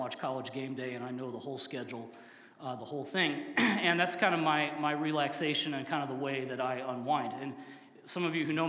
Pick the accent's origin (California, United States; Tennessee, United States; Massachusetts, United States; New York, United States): Tennessee, United States; Southwest; I grew up in Tennessee, but I was in Southwest Tennessee